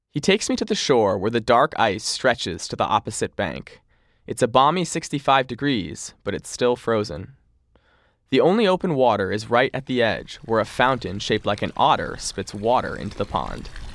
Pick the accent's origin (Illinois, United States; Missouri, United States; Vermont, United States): Vermont, United States; Montpelier; I grew up in Montpelier, about thirty miles away from Joe's Pond.